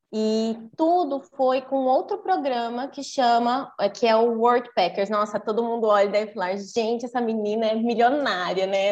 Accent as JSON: {"language": "Portuguese", "country": "Brazil", "said": "sempre tive de tudo aqui no Brasil"}